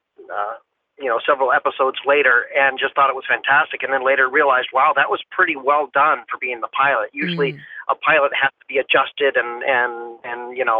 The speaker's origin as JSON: {"language": "English", "town": "Phoenix", "region": "Arizona", "country": "United States", "tie": "born or raised there", "also_born_or_lived": "Michigan", "said": "I was born in Michigan, but okay. Raised in Phoenix"}